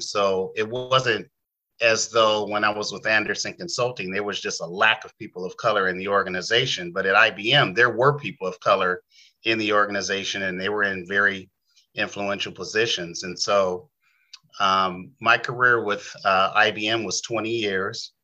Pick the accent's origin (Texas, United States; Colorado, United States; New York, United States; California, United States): California, United States; San Diego; moved away as an adult; also born or lived in Bay Area, California; I am an original San Diegan, you know, original Californian, but I was born and raised in San Diego.